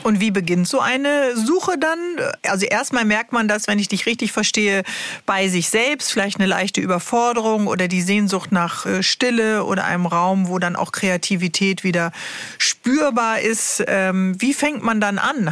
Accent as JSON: {"language": "German", "region": "Bremen", "country": "Germany", "said": "ich als Bremerin kenne das noch aus den 80ern und 90er"}